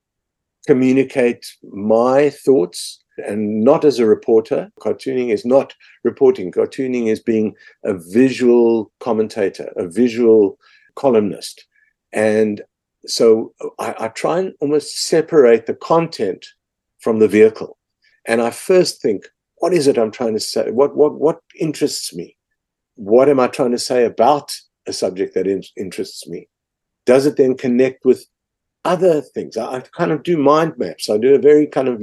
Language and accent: English; South Africa; as a South African